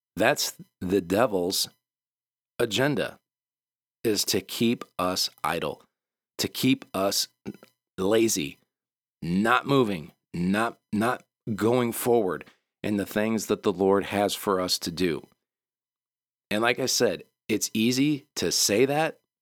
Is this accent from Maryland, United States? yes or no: no; Michigan, United States; moved away; also born or lived in the South; We're from Michigan